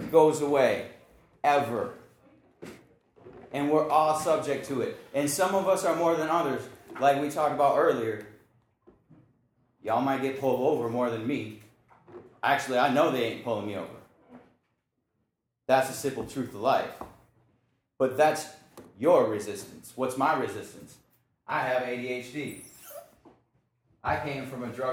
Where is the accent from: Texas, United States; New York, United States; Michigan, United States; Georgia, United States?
Michigan, United States; Lansing; moved away as an adult; also born or lived in Detroit, Michigan; now in Houston, United States; I grew up in Lansing, Michigan.